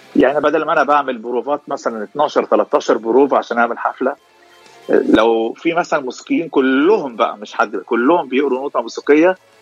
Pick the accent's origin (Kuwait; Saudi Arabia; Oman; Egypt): Egypt; moved away as an adult; now in Los Angeles, United States; انا من مصر ايجيبت وبقالي 11 سنه في لوس انجلوس